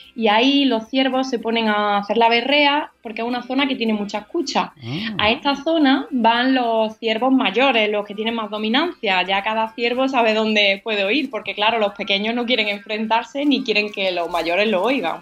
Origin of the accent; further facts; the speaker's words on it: Sierra Norte de Sevilla, Andalusia, Spain; Es una palabra que usan en mi pueblo, en la Sierra Norte de Sevilla